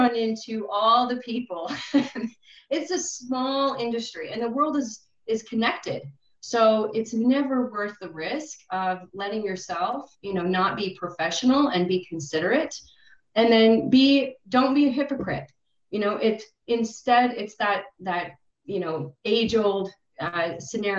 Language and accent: English; United States; I'm coming in as an American